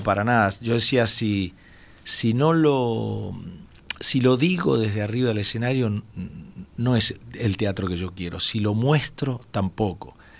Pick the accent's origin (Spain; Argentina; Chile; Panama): Argentina; Entre Ríos; moved away; atendiendo un stand de la provincia de Entre Ríos, donde yo nací